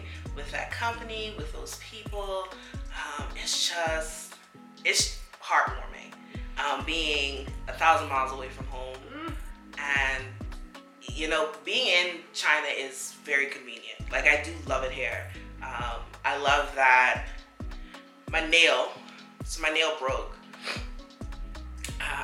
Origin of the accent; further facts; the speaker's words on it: Bahamas; accent: Bahamian; moved away; my Bahamian accent comes out